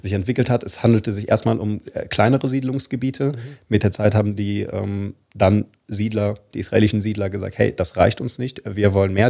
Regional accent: Palestine; wie wir als Palästinenser, als arabisches oder als muslimisches oder auch als christliches Volk

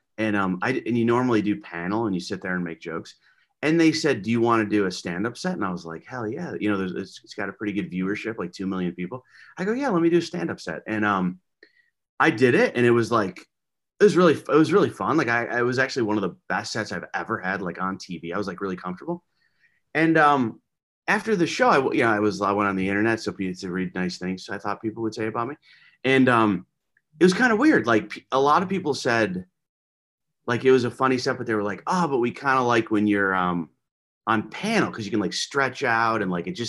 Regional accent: Alaska, United States; I'm from Alaska.

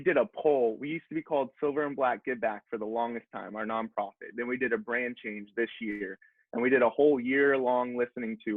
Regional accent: Houston, Texas, United States; I'm from Houston, Texas

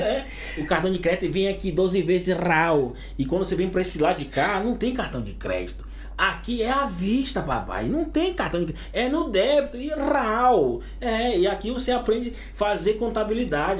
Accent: Pará, Brazil; moved away as an adult; also born or lived in Pacajá; now in Spain; Brasil é minha. É onde eu nasci, é minha terra natal

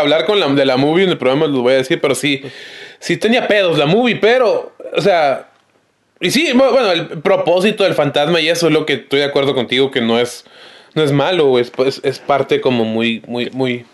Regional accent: Tijuana, Baja California, Mexico; somos de Tijuana, yo y … grabamos desde Tijuana

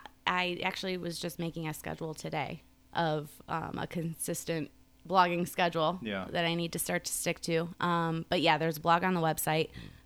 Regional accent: Hickory Hills, Illinois, United States; A little bit of all over. Yeah. Grew up in Hickory, Chicago, Hickory. We kind of bounced around a little bit.

